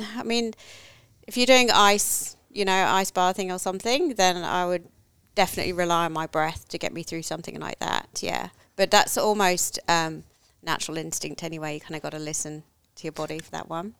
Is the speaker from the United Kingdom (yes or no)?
yes; England, United Kingdom; now in Australia; I grew up in England, no, nowhere near the water